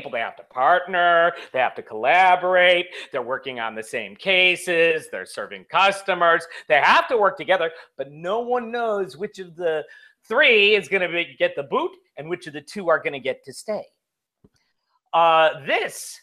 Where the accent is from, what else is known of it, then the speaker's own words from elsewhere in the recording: Chicago, Illinois, United States; I'm from Chicago. I'm of Italian heritage.